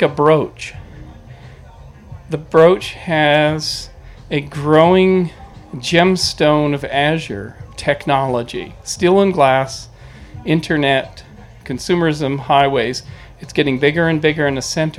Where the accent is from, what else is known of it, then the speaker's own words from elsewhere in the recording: British Columbia, Canada; moved away; Where I grew up in British Columbia